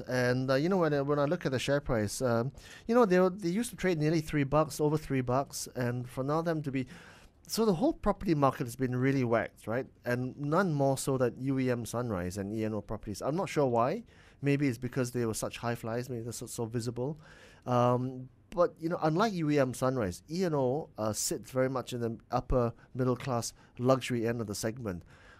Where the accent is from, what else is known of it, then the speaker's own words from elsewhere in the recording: Penang, Malaysia; because Melissa, you and I come from Penang, mm-hmm.